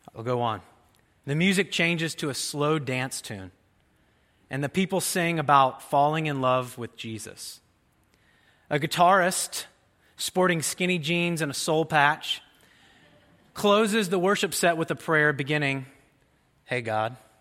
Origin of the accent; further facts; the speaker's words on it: Jasper, Indiana, United States; my hometown in Jasper, Indiana